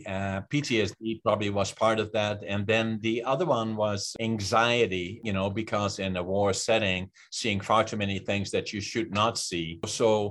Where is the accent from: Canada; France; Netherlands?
Netherlands; moved away; I was born in Holland in 1940 in Northeastern Holland, close to the German border.